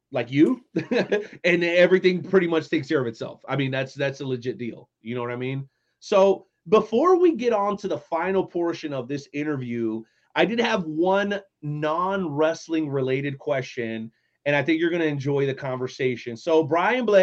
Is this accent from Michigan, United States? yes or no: no; South Florida, United States; moved away; I've lived here now almost 20 years growing up in South Florida